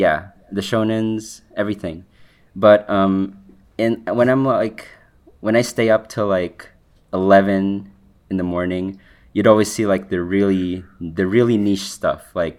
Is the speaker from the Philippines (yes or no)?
yes; Philippines; first language English